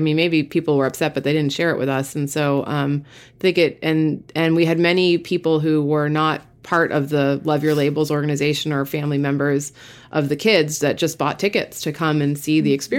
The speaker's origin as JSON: {"language": "English", "region": "Massachusetts", "country": "United States", "tie": "born or raised there", "said": "I grew up in Eastern Mass."}